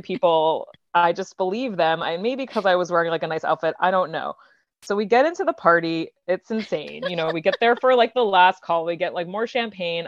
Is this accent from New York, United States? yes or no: yes; Long Island, New York, United States; now in New York City, United States; I am from Long Island, like, thirty minutes outside the city